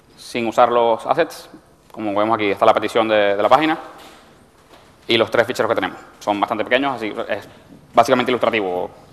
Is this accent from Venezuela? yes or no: yes; Venezuela; moved away as an adult; now in Spain; soy venezolano y a veces los términos españoles no, me, no los familiarizo